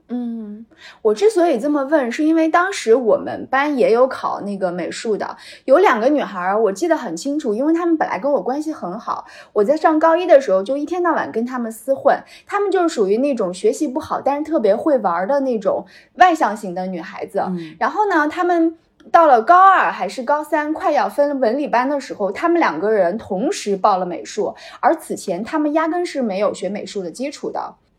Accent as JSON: {"language": "Chinese", "town": "Wuhu", "region": "Anhui", "country": "China", "tie": "born or raised there", "said": "合肥在我们芜湖人的心目当中是一个非常土的首都，我们都瞧不起它"}